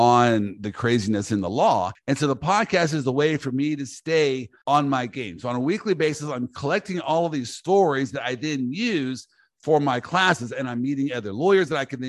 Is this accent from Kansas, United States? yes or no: yes; Kansas, United States; also born or lived in Orlando, Florida; I'm from Kansas.